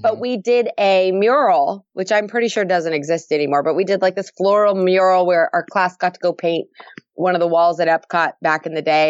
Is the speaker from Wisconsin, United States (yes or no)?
no; Florida, United States; moved away as an adult; I live in Florida. Um, I've lived here for, well, I grew up here, actually